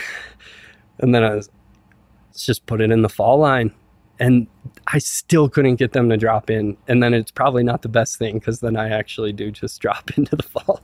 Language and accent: English; Silverthorne, Colorado, United States; I grew up in Silverthorne